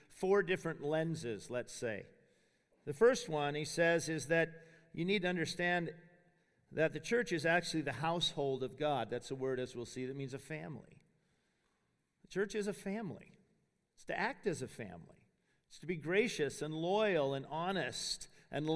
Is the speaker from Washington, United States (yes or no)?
yes; Spokane, Washington, United States; moved away as an adult; I grew up in Spokane, Washington, the son of a Baptist preacher